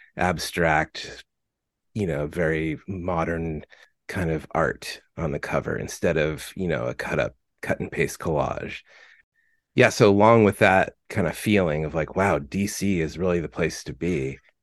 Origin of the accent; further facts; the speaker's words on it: Fullerton, California, United States; I'm from Fullerton, California